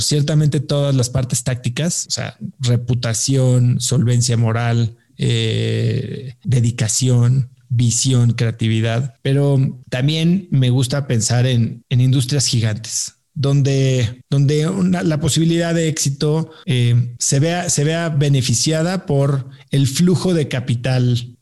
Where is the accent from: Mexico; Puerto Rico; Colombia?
Mexico; also born or lived in New York / Stanford; yo soy eh, mexicano